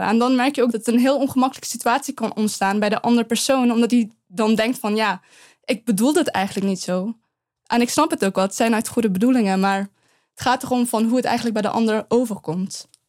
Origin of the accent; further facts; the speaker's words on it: Eindhoven, North Brabant, Netherlands; also born or lived in Afghanistan; Als ik antwoord Eindhoven, dan zegt ze nee, waar kom je oorspronkelijk vandaan? En dan zeg ik Afghanistan